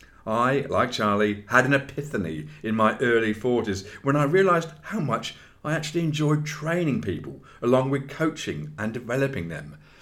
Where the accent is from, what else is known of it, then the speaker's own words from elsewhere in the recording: Redruth, South West England, United Kingdom; Born and bred in Redruth, Cornwall, this was my first real time away from my family, friends and my dear rugby club.